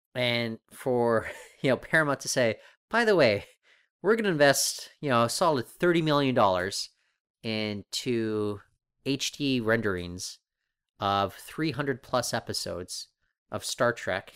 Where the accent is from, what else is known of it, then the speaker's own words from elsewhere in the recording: Canada; also born or lived in Toronto; we're Canadian.